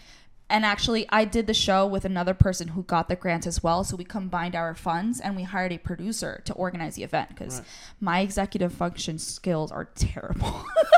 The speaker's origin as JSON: {"language": "English", "region": "New York", "country": "United States", "tie": "born or raised there", "said": "born and raised in New York, yes. But I try to go to Colombia like every year, every other year or so."}